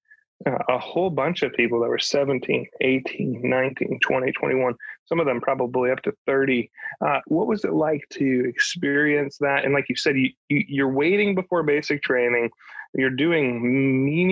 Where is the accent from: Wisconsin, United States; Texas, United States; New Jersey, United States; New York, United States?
New York, United States; I'm not from New England. I'm close. I'm from New York